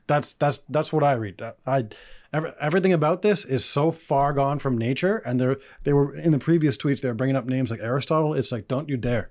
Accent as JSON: {"language": "English", "country": "Canada", "said": "I'm also Canadian"}